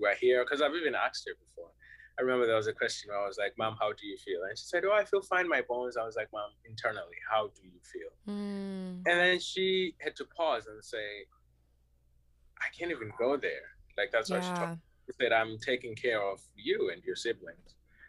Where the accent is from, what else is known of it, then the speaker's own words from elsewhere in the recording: United States; I'm from America, I now have all this perspective, so I'm gonna tell you about it.